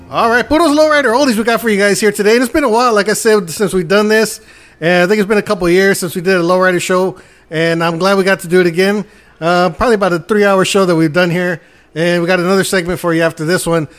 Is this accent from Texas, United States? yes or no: yes; El Paso, Texas, United States; El Chuco, El Paso, Texas, my hometown